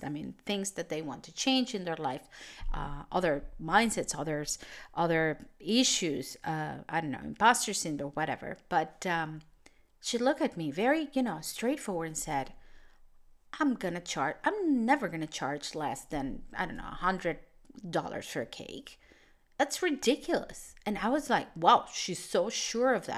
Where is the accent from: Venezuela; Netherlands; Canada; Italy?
Venezuela; moved away; I come from Venezuela, which is, was a country, still a country with a very unstable economy